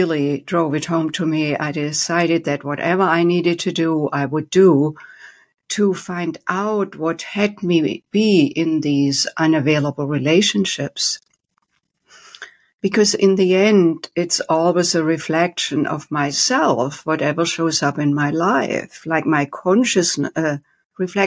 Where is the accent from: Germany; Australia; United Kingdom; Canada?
Germany; moved away as an adult; now in United States; I was born and raised in Germany with a very strict dad